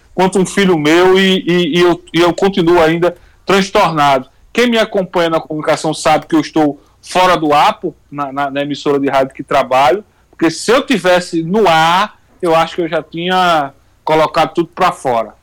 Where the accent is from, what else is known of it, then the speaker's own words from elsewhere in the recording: Brazil; como brasileiro